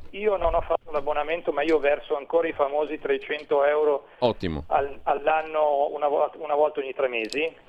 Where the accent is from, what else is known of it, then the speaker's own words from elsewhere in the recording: Mantua, Lombardy, Italy; io sono di Mantova